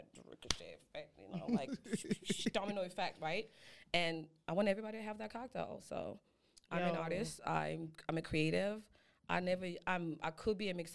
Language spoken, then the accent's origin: English; Zimbabwe; now in Atlanta, United States; I was born in Zimbabwe and I was groomed in Atlanta.